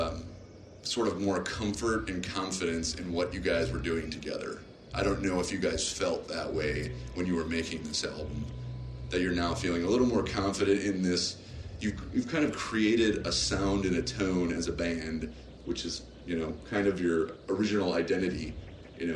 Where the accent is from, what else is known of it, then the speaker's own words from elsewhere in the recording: Chicago, Illinois, United States; I'm from Chicago